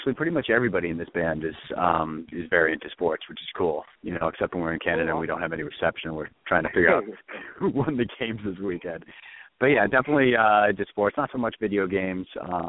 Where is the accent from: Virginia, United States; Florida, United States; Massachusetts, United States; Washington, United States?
Massachusetts, United States; just outside of Boston; I'm a singer, and we, both my brother, Bo, who is our bass player, and I grew up just outside of Boston.